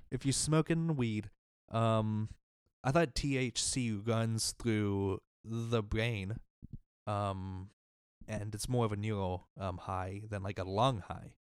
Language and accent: English; Mississippi, United States; my home state of Mississippi